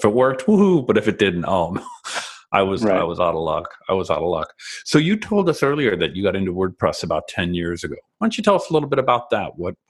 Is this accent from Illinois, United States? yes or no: yes; suburban Chicago, Illinois, United States; Yeah, I'm from suburban Chicago